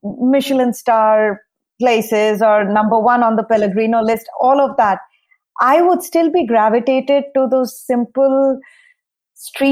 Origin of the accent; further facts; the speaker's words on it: eastern India, India; now in Nashville, United States; growing up in India